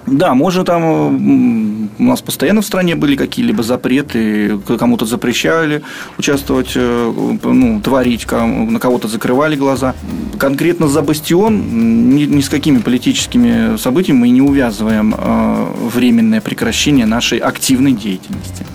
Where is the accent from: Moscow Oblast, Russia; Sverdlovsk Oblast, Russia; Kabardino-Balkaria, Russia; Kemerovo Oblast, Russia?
Moscow Oblast, Russia; Krasnoznamensk; мы все из Краснознаменска, из одного маленького города